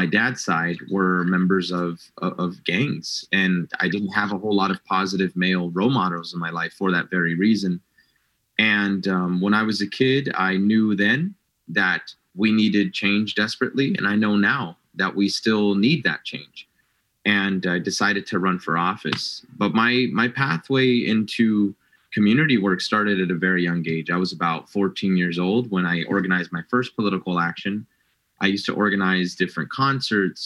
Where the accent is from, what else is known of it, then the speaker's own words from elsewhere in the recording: Santa Ana, California, United States; I was born and raised in the Artesia Pilar neighborhood. I am a fifth-generation Santa Ana resident to the city